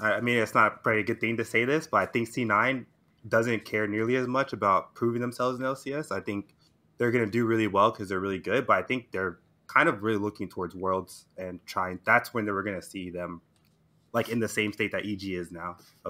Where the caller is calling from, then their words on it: Houston, Texas, United States; Houston, Texas.